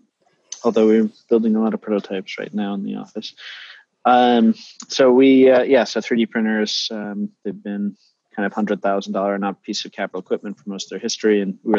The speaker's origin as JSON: {"language": "English", "town": "Westfield", "region": "New Jersey", "country": "United States", "tie": "born or raised there", "also_born_or_lived": "New Providence, New Jersey", "said": "I actually grew up in New Jersey as well."}